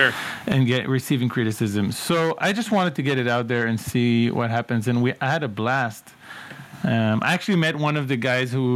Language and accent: English; towns around Tel Aviv, Tel Aviv District, Israel; I grew up in Israel, in various towns around Tel Aviv